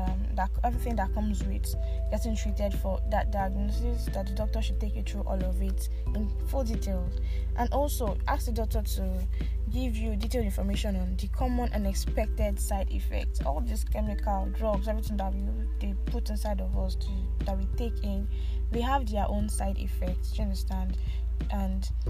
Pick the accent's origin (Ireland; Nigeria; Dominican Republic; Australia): Nigeria; also born or lived in Abuja; all of us Nigerians